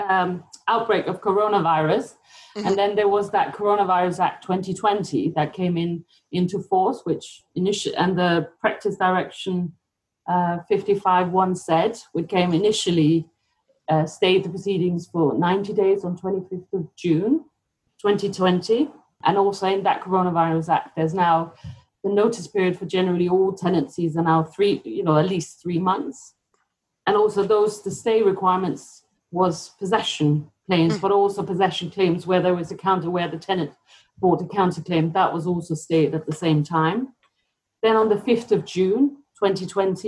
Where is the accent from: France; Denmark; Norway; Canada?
Denmark; now in United Kingdom; I'm from Denmark originally